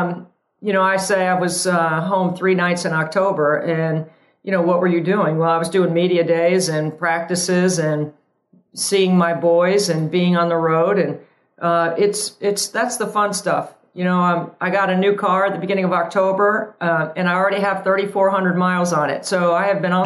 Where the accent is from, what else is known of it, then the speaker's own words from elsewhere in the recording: Tobacco Road, North Carolina, United States; growing up on Tobacco Road, even though I went to NC State